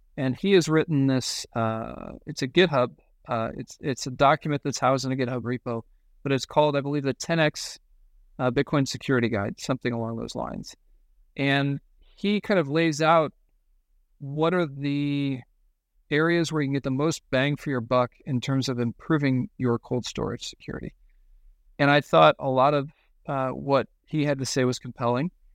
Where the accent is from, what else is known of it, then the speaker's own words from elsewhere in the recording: United States; I'm an American